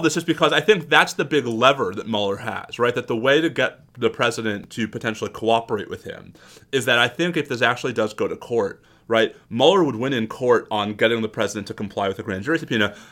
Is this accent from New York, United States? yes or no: yes; New York, United States; I grew up in New York